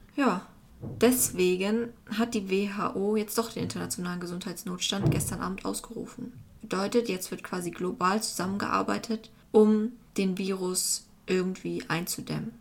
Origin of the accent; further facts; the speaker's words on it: Germany; also als Deutscher